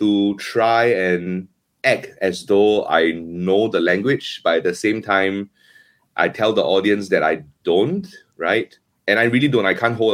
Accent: Singapore; Singapore kara kimashita. I come from Singapore.

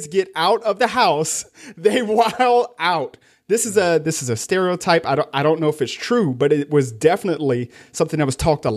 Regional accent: the South, United States; I'm from the South

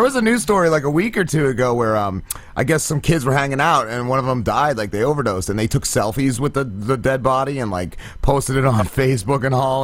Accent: New Jersey, United States; moved away; I was living down here at the time, and I'm from North Jersey

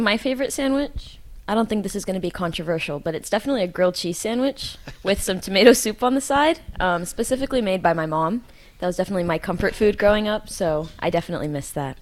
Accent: the Bay Area, California, United States; moved away as an adult; now in Hawaii, United States; I come from California, uh, the Bay Area

